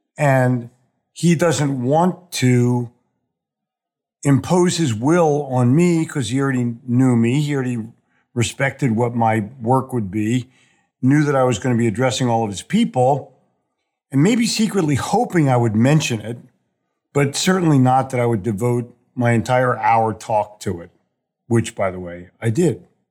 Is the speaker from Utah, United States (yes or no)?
no; Philadelphia, Pennsylvania, United States; born or raised there; moved away as an adult; also born or lived in New York City; now in Charlotte, United States